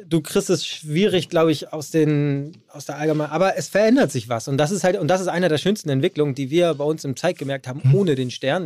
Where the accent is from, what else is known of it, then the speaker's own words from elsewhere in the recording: Hamburg, Germany; Ich bin aus Hamburg